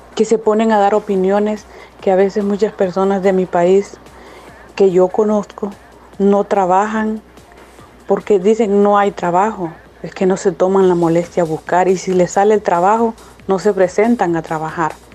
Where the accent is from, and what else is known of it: El Salvador; now in United States